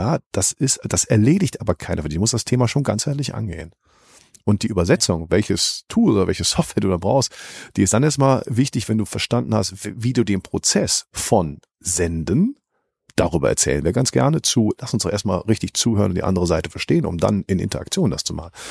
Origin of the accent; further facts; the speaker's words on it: Cologne, North Rhine-Westphalia, Germany; Ja, das, ich vergleiche das immer als Kölner so sogar mit Karneval.